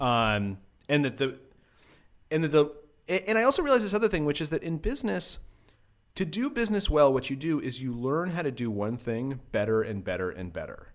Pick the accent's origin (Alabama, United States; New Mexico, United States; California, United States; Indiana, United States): New Mexico, United States; Albuquerque; also born or lived in Cairo, Egypt; I grew up in Albuquerque, New Mexico